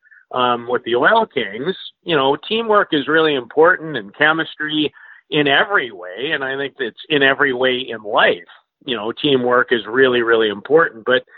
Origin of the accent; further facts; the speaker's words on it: Saskatoon, Saskatchewan, Canada; growing up in Saskatoon